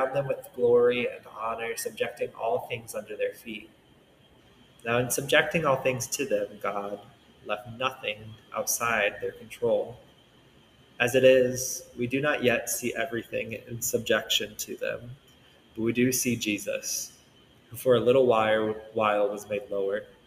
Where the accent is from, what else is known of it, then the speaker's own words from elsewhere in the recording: Central Illinois, United States; now in Nashville, United States; a person born and raised in Central Illinois